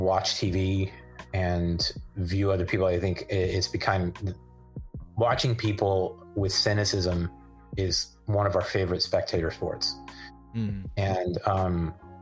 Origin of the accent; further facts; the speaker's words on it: Livermore, California, United States; I grew up in Livermore where the summers can get up to like, you know, it's averages, feels like it averages 100 for the whole summer.